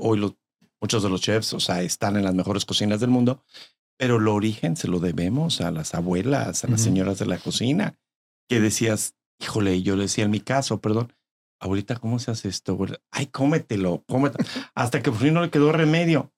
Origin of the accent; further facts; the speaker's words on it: Tototlán, Jalisco, Mexico; moved away; Yo soy de Tototlán.